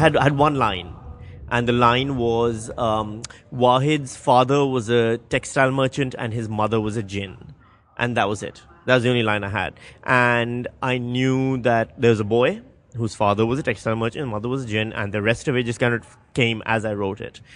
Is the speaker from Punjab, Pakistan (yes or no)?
no; Karachi, Sindh, Pakistan; moved away; we grew up in Karachi.